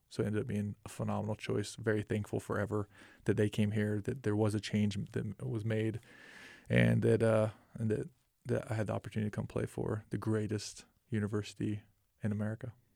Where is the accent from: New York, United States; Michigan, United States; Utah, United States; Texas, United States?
Utah, United States; Orem; we grew up in Orem, and I attended Mountain View High School